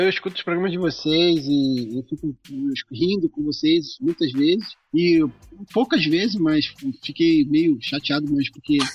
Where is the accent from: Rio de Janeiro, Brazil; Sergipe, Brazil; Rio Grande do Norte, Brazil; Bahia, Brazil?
Rio de Janeiro, Brazil; accent: carioca; moved away as an adult; now in Ibitinga, Brazil; é, eu sou atualmente sou de Bitinga, mas eu sou carioca de nascença, né? Não sei se vocês conseguem meus S's